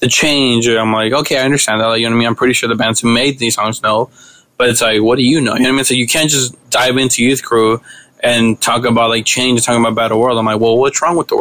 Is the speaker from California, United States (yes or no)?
yes; Los Angeles, California, United States; also born or lived in Mexico; I'm from South Central